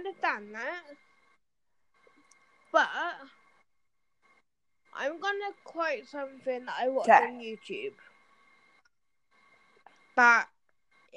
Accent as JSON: {"language": "English", "region": "England", "country": "United Kingdom", "said": "I'm from England"}